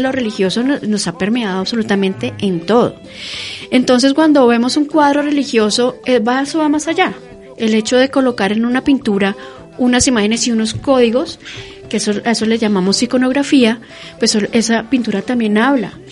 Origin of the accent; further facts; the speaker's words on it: Colombia; nosotros como colombianos